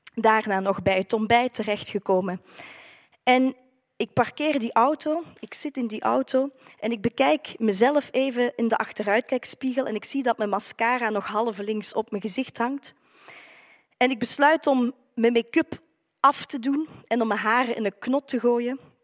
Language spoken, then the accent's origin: Dutch; Maaseik, Flanders, Belgium; accent: Limburg; naar huis, naar Limburg, dat u misschien al aan mijn accent hebt kunnen horen. Naar Maasijk is een mooi stadje aan de Maas